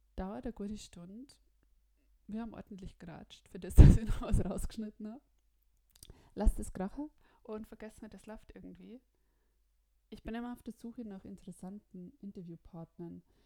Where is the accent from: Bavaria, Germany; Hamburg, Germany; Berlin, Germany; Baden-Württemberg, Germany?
Bavaria, Germany; ich komme von uns aus Bayern